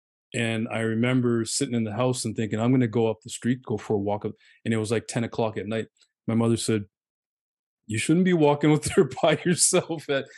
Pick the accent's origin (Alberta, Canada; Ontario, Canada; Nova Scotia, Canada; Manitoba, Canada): Nova Scotia, Canada; Halifax; moved away as an adult; now in Toronto, Canada; When we grew up in Halifax, there wasn't a lot of violence, like extreme violence, like gun violence and beatings and stuff like that.